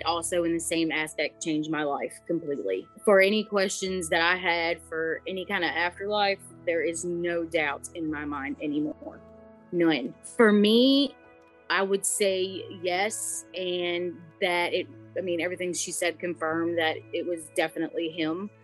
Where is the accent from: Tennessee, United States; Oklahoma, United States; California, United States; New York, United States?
Tennessee, United States; I'm from Tennessee also